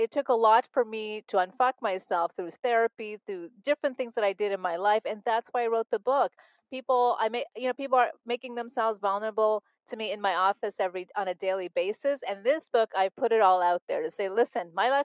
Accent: Montreal, Quebec, Canada; growing up in Montreal, Canada

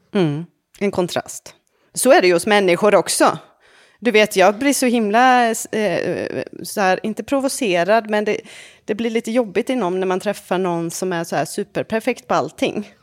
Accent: Varberg, Halland County, Sweden; now in France; min hemstad Varberg

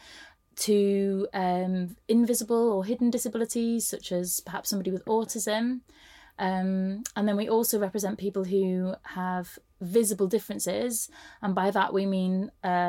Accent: Sheffield, Yorkshire and the Humber, United Kingdom; I'm from Sheffield

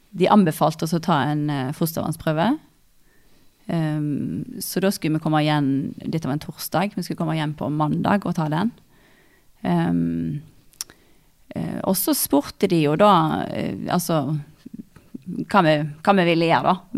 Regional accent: Stord, Vestland, Norway; moved away as an adult; now in Hamar, Norway; jeg kommer fra Stord. Um, Sagvåg

